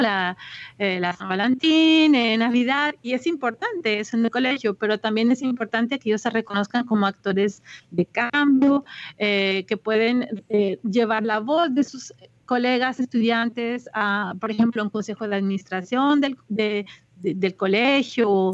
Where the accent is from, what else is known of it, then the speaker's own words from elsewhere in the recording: Colombia; now in Quebec, Canada; como colombiana